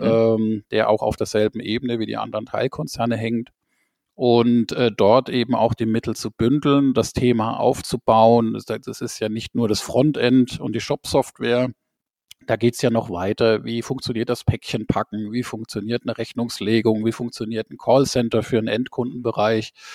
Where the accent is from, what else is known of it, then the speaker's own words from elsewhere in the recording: Rhineland-Palatinate, Germany; Ich bin in der Pfalz geboren.